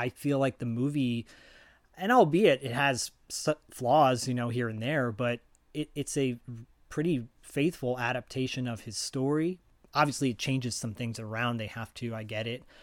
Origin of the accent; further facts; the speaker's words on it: Detroit, Michigan, United States; moved away; also born or lived in Royal Oak, Michigan; I'm from Detroit too, originally.